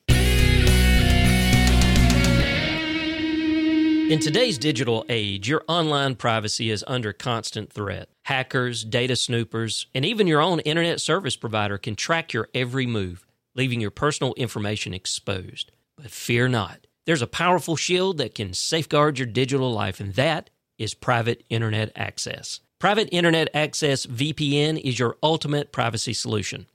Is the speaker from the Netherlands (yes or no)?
no; Fitzgerald, Georgia, United States; now in Tifton, United States; I'm originally from Fitzgerald. My wife is originally from Cordill, but, uh, you know, we, we both basically grew up in Fitzgerald, Georgia